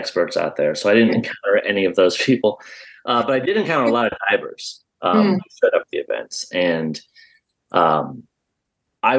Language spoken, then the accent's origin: English; Midwest, United States; I grew up in the Midwest